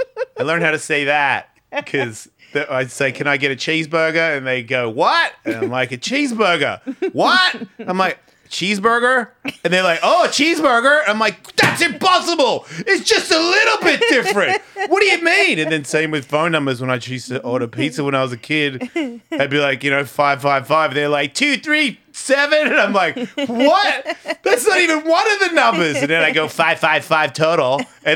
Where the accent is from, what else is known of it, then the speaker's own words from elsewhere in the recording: Australia; accent: Australian; moved away; it's like my accent. I haven't lived in Australia for 30 years. Why do I sound like this? Because that's where I grew up.